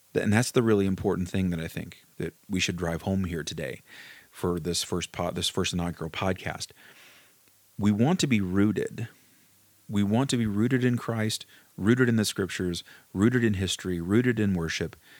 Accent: Kentucky, United States; I grew up in Kentucky, um, in, in a small town in Kentucky

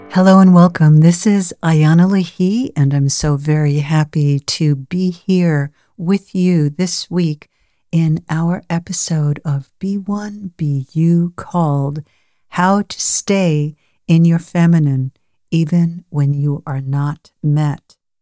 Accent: New York, United States; I was born in New York

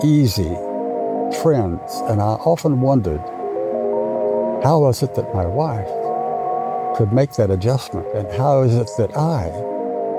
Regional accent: Wewoka, Oklahoma, United States; moved away as an adult; also born or lived in Texas / Tübingen, Germany; I was raised in the Southwest, Oklahoma and Texas.

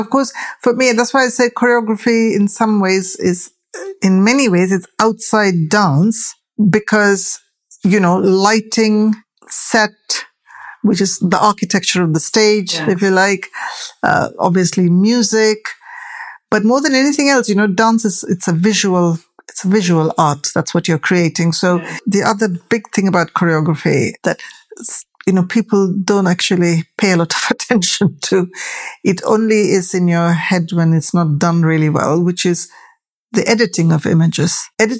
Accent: United Kingdom; for my story as a British Asian, the tension is what I use to craft my story, because my presence here is always full of tension

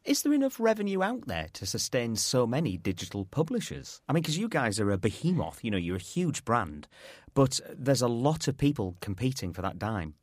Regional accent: Yorkshire and the Humber, United Kingdom; I'm a Yorkshireman

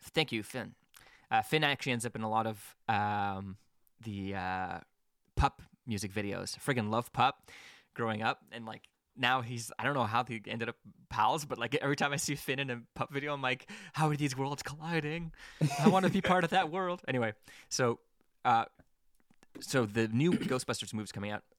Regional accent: Quebec, Canada; now in Hamilton, Canada; I'm out in Hamilton, and I grew up in Quebec.

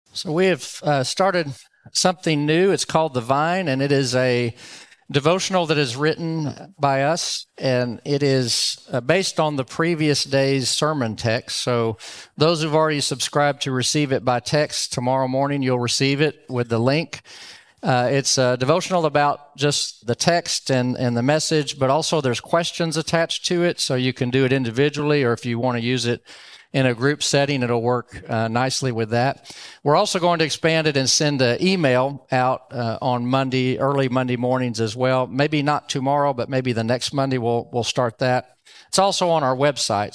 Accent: Dallas, Texas, United States; also born or lived in Louisiana; now in Round Rock, United States; I grew up in Dallas, went to Roger Staubach's last home game

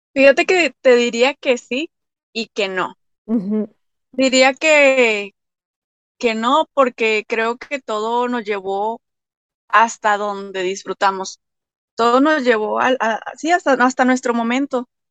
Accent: Torreón, Coahuila, Mexico; Soy de Torreón, Coahuila, México

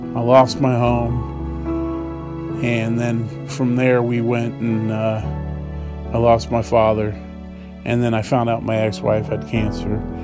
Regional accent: Dayton, Ohio, United States; moved away; I'm from Dayton, Ohio

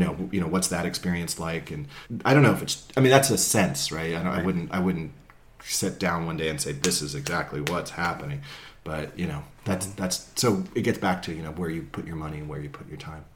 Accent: Marin County, California, United States; I'm from Marin, we're based in Marin.

